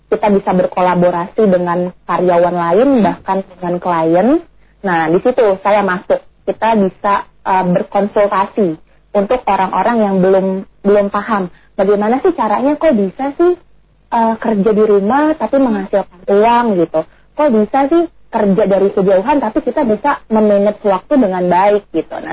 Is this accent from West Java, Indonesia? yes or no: yes; Bogor, West Java, Indonesia; also born or lived in Cibinong; aku lahirnya di Bogor